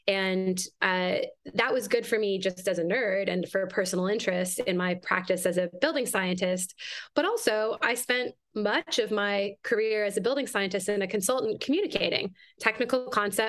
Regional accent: Canada; moved away as an adult; now in United States; I'm Canadian originally, and I've been in the United States for a long time

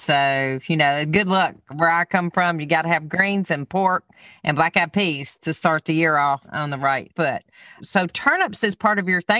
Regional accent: Alabama, United States; I'm from Alabama.

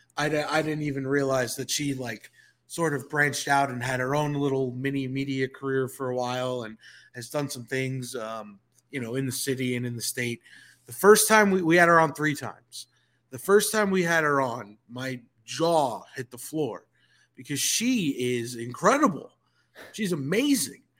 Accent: Northeast, United States; moved away as an adult; now in Atlanta, United States; I come from the Northeast.

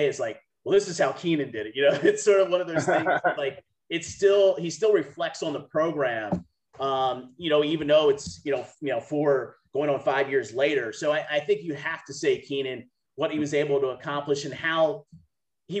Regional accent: Maryland area, United States; I grew up in the Maryland area

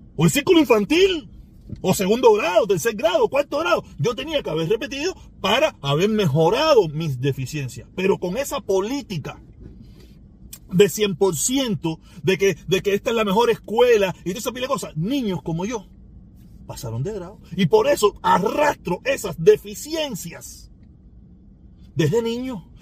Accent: Cuba; moved away; nací en Cuba

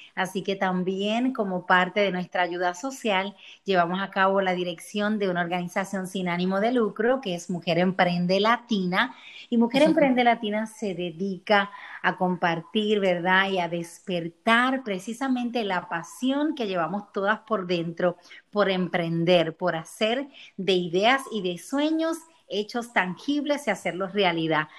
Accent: Puerto Rico; moved away as an adult; now in Florida, United States; Llevo unos 10 años viviendo en el estado de la Florida, soy de Puerto Rico

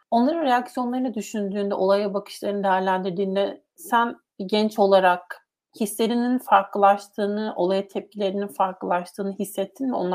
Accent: Turkey; first language Turkish; bu benim kimliğim, burada olmak, burada doğdum, burada büyüdüm, bir şekilde Türkçe ana dilim olarak konuşuyorum

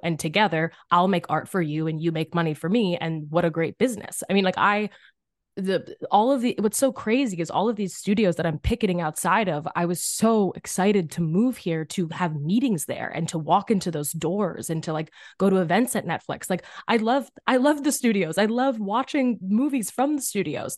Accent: Philadelphia, Pennsylvania, United States; I'm from Philly, public school system

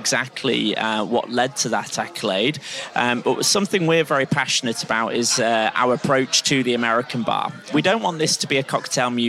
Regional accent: United Kingdom; accent: Pennines / northern; Then you move to the best bit of Britain, the Pennines, the backbone of Britain, as my accent gives away.

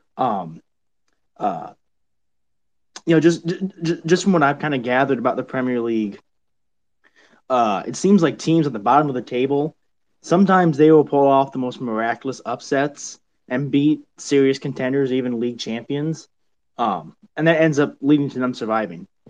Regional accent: United States; I am from the United States, not not anywhere from Luton

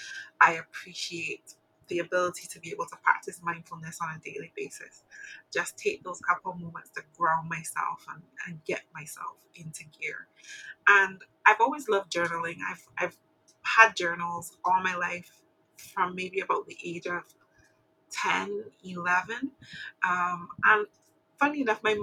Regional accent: Barbados; I'm from Barbados.

